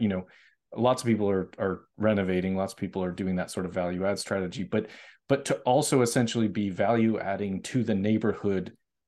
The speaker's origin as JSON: {"language": "English", "region": "Massachusetts", "country": "United States", "said": "I'm originally from Massachusetts, so I know, I have friends that live in Rochester."}